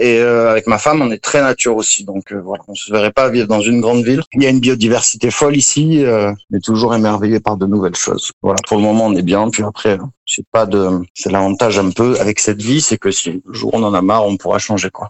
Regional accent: Marseille, Provence-Alpes-Côte d'Azur, France; moved away as an adult; also born or lived in Corsica; now in Costa Rica; je suis originaire du sud de la France, vers Marseille. j'ai vécu beaucoup en Corse aussi

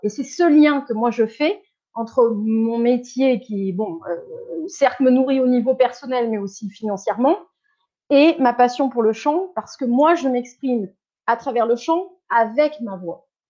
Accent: Bordeaux, Nouvelle-Aquitaine, France; first language French; moved away as an adult; also born or lived in Caen, Calvados, Normandy; now in Zurich, Switzerland; quand j'ai eu sept ans, ils ont déménagé sur Bordeaux et moi, quand je, quand je vais à l'étranger ou quand je rencontre des gens, je dis que je suis bordelaise. Enfin, voilà, j'ai grandi à Bordeaux

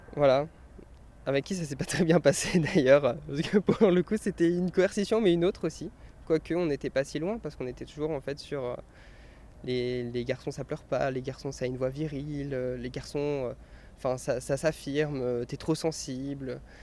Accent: Orléans, Centre-Val de Loire, France; also born or lived in Tours; je suis né à Orléans

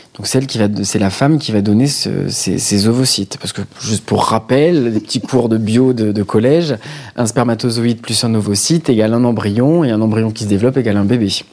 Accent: Marseille, Provence-Alpes-Côte d'Azur, France; moved away as an adult; now in Paris, France; je viens de Marseille et je vis à Paris depuis 6 ans

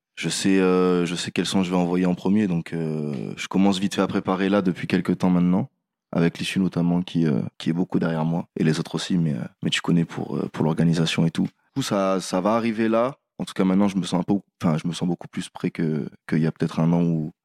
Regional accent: Réunion; je viens de La Réunion, du coup, j'ai toute la musique de là-bas

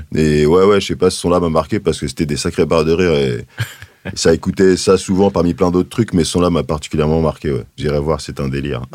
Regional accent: Paris, Île-de-France, France; j'ai grandi dans le 20e arrondissement

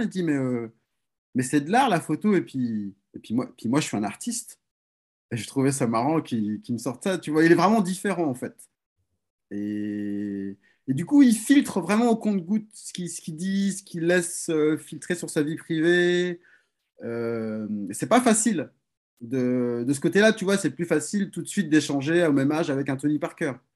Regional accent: France; chez nous, en France

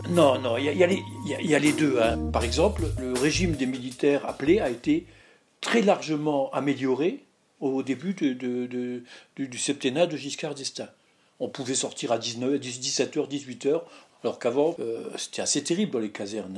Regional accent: Lorraine, Moselle, Grand Est, France; je suis Lorrain, Mosellan et donc je, vis dans la vallée de la Fenche, donc à côté de Florange

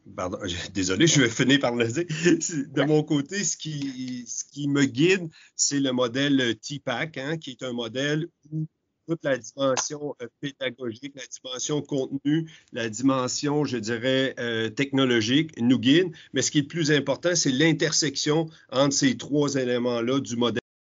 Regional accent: Quebec, Canada; chez nous au Québec

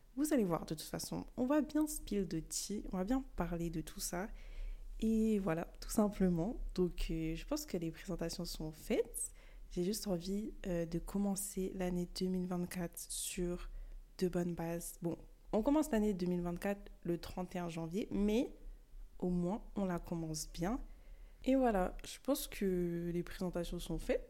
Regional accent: France; also born or lived in Bamako, Mali; je suis née au Mali, à Bamako, mais j'ai quand même grandi en France.

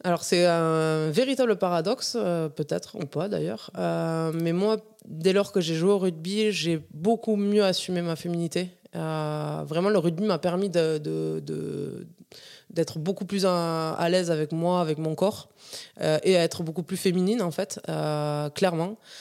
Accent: Ariège, Occitania, France; Mon enfance en Ariège, donc dans un petit village à, à Cérisole, un petit village de 90 habitants

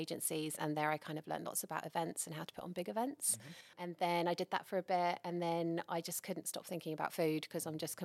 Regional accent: England, United Kingdom; moved away as an adult; now in Bay of Plenty, New Zealand; I'm English, as you can probably tell by my silly accent.

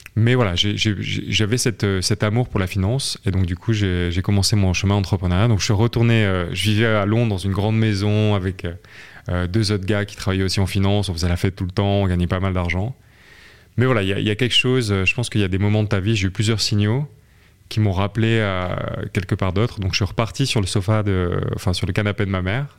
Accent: southern France, France; je viens de, je suis français. j'ai fait mes études dans le sud de la France

